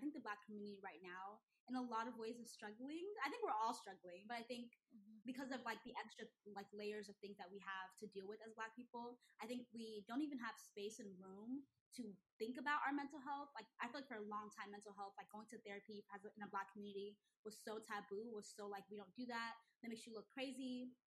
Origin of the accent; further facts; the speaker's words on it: Nigeria; because I'm Nigerian, so I think people lump us all into one